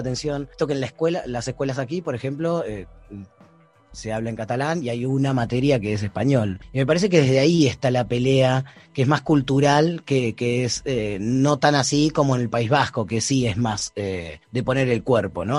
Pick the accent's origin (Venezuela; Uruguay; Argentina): Argentina; moved away as an adult; now in Barcelona, Spain; yo me fui muy chico de Argentina cuando yo tenía 18 años, en el año 2002, me vine aquí solo